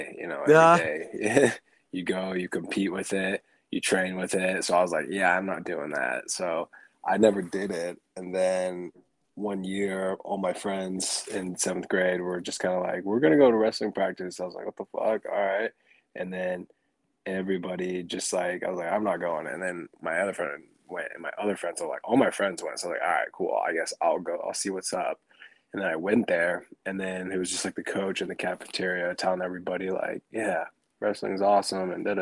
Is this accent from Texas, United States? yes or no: no; Port Angeles, Washington, United States; moved away; also born or lived in Sequim, Washington / Tacoma, Washington / Puyallup, Washington; I was born and raised over up in Washington. I was born in Port Angeles, Washington